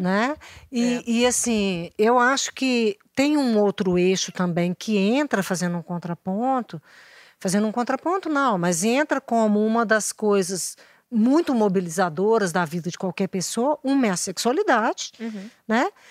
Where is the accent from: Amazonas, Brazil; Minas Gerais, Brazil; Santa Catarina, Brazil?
Minas Gerais, Brazil; somos aqui de Minas